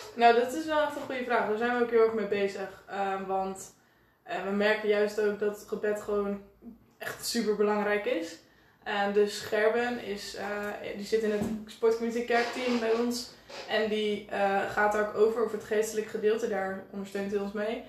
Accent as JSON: {"language": "Dutch", "town": "Enschede", "region": "Overijssel", "country": "Netherlands", "said": "19 jaar en ik kom uit Enschede."}